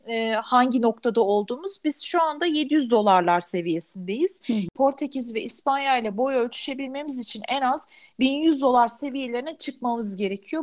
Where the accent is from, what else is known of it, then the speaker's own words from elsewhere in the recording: Turkey; Türk'üm dedim.